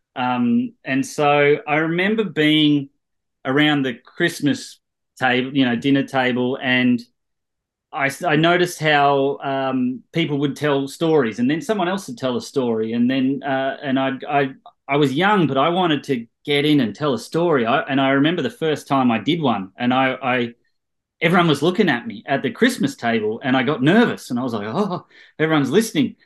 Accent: Australia; moved away as an adult; now in Los Angeles, United States; we're all Australians

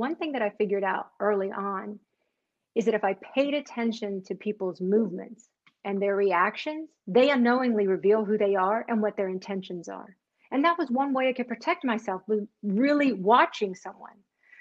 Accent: North Carolina, United States; I grew up in North Carolina, actually, is where I spent the majority of my life.

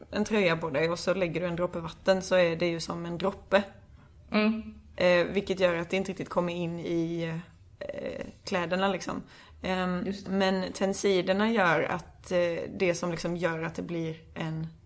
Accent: Småland, Sweden; Kan jag som smålänning intyga.

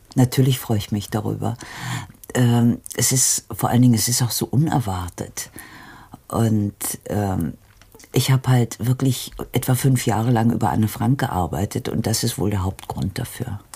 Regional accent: Darmstadt, Hesse, Germany; born or raised there

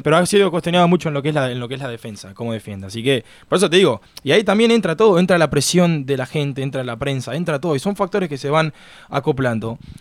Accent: Uruguay; now in Miami, United States; yo soy uruguayo

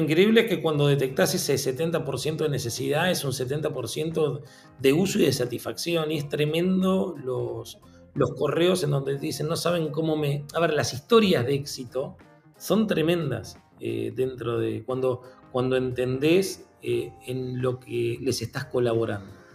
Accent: Argentina; yo soy argentino

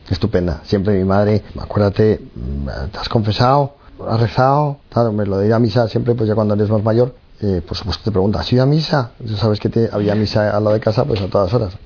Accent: Madrid, Community of Madrid, Spain; yo tengo 45 años, soy de Madrid, soy el pequeño de seis hermanos

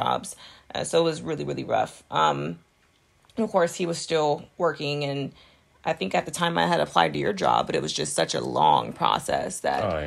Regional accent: Texas, United States; moved away; also born or lived in Florida; I was from Texas and living in Florida

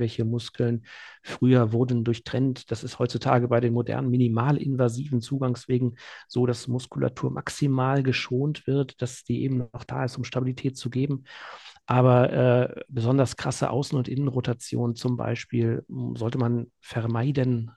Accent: Remscheid, North Rhine-Westphalia, Germany; also born or lived in Münster; in meine Heimatstadt in, in Remscheid

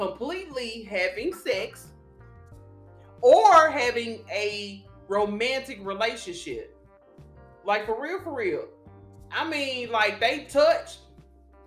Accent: Arkansas, United States; I'm from Arkansas, y'all. I'm country

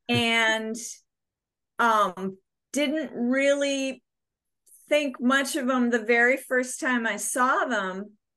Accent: Bayport, Minnesota, United States; also born or lived in New York; now in Minneapolis, United States; I grew up in Bayport, which is a smaller town um, south of Stillwater

